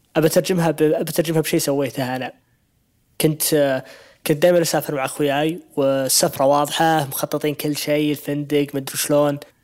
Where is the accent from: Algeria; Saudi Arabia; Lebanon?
Saudi Arabia; إحنا كمجتمع سعودي